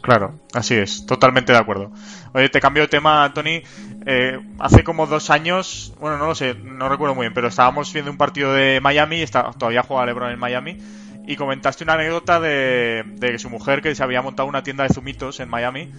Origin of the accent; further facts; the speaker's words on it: Zaragoza, Aragon, Spain; Yo soy del Zaragoza, aquí como mi ciudad.